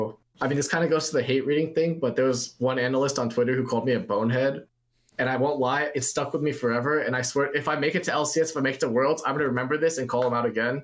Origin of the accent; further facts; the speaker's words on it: United States; born and raised in America